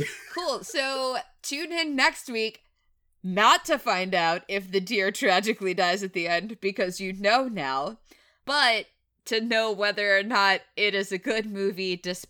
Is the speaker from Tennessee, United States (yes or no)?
yes; Tennessee, United States; I am from Tennessee, but I don't necessarily know what a yearling is.